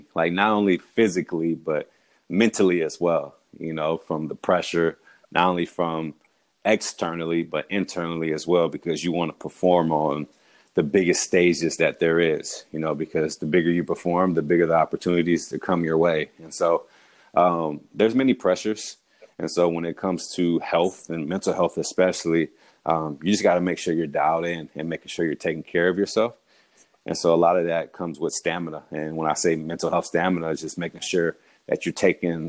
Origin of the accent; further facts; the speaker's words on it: California, United States; also born or lived in Houston, Texas / Utah; I'm from California, raised there, but born in Houston, from California